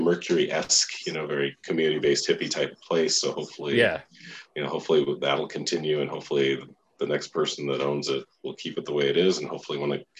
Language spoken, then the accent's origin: English; Denver, Colorado, United States; born or raised there; also born or lived in Huntington Station, New York / Elmhurst, Queens, New York